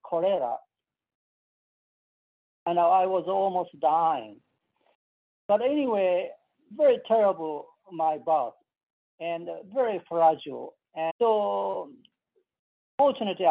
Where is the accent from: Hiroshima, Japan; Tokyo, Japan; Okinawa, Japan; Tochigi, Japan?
Hiroshima, Japan; moved away as an adult; now in United States; I was born 1944, June 11th. And this is a Hiroshima prefecture